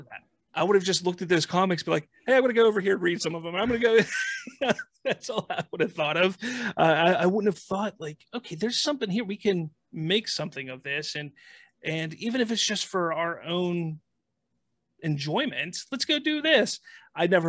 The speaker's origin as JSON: {"language": "English", "town": "Pittsburgh", "region": "Pennsylvania", "country": "United States", "said": "I'm from Pittsburgh"}